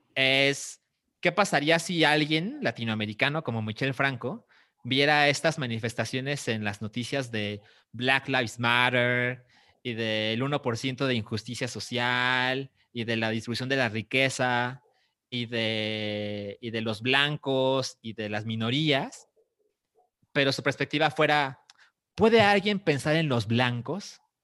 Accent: Mexico; como mexicanos

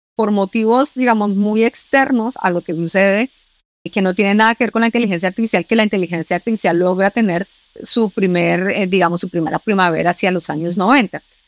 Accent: Colombia; now in Spain; Yo soy colombiana

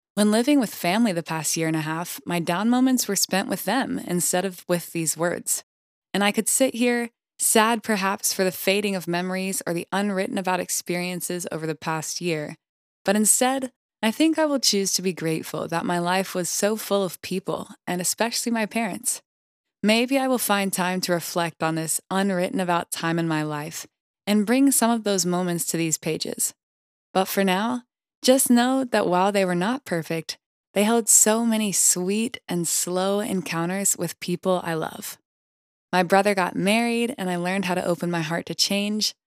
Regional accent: Greenville, South Carolina, United States; born or raised there

